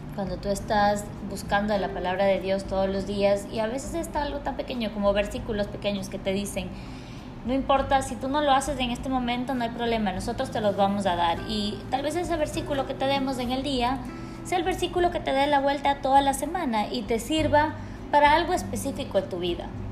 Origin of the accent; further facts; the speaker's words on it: Quito, Pichincha, Ecuador; now in Guayaquil, Ecuador; yo nací en y crecí en Quito, entonces soy como un, una pequeña, un mix entre los dos lugares